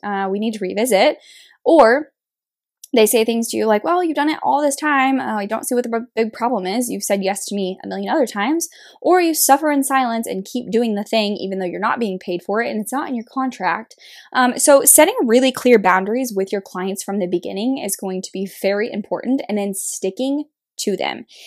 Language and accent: English; Kansas, United States; moved away as an adult; now in Kansas City, Missouri, United States; I was born and raised in a very small town in Kansas